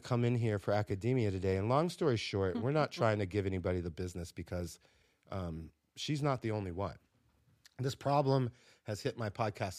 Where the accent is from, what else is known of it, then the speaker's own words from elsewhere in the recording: the South, United States; Watch out now. I'm from the South.